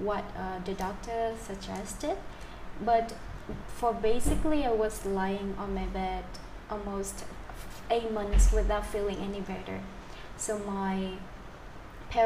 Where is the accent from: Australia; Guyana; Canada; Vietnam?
Vietnam; near Da Lat, Central Highlands of Vietnam, Lâm Đồng; my hometown in which nearby Dala City in Central Highland of Vietnam.